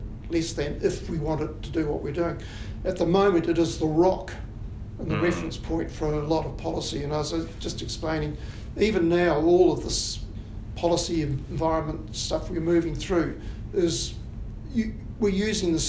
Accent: Wellington, New Zealand; also born or lived in Southland / Canterbury / Wairarapa; I grew up in Wellington, and I left school vowing never to come back to Wellington City

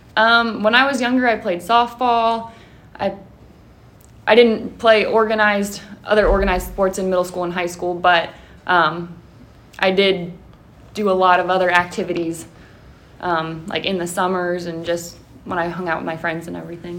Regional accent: Mount Vernon, Ohio, United States; I am from the area. I'm from Mount Vernon. Um, when I was in high school, I actually played against Highland at the high school.

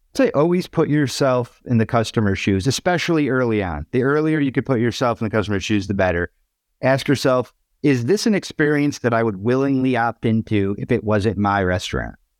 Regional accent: Waterbury, Connecticut, United States; my hometown of Waterbury, Connecticut

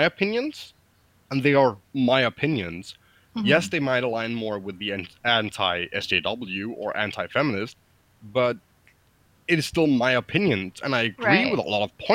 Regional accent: Denmark

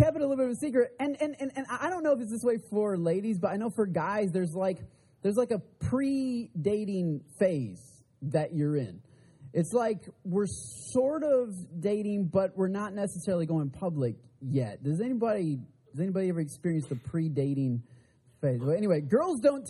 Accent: Michigan, United States; I'm from Michigan

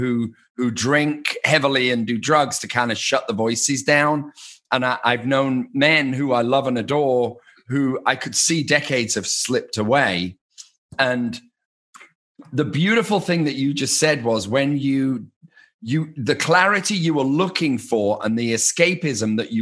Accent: England, United Kingdom; I'm an Englishman

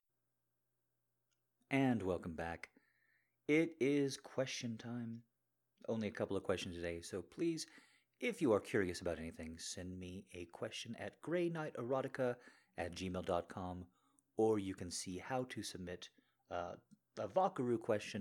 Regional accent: New Mexico, United States; I grew up in New Mexico

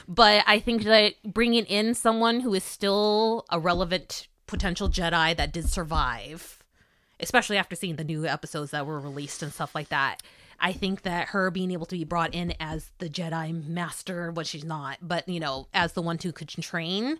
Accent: California, United States; being Californian

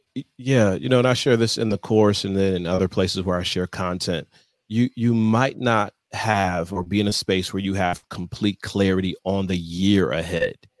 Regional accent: Michigan, United States; moved away; born and raised in Michigan on the eastern side of the state

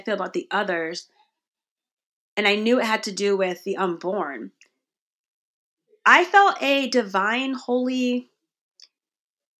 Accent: Connecticut, United States; growing up in Connecticut

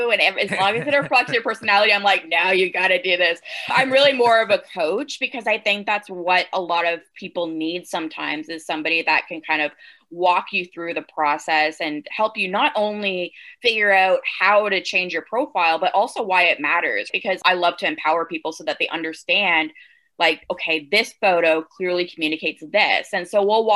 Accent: Canada; accent: Canadian; the Canadian came out there with the about.

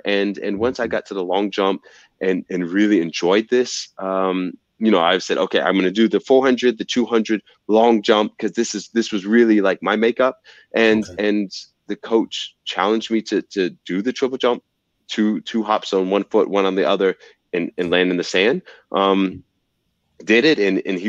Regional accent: the South, United States; You know, I'm from the South and football is king.

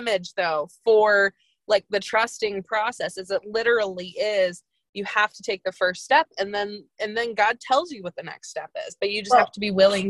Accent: Midwest, United States; also born or lived in St. Louis / Chicago; I am from the Midwest. I always have been. I lived in St. Louis and then Chicago.

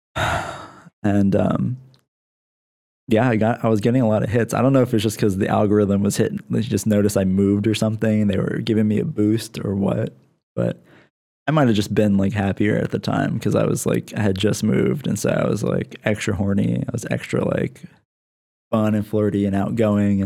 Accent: Lancaster, Pennsylvania, United States; now in San Diego, United States; I live in San Diego, but I'm from Lancaster, Pennsylvania.

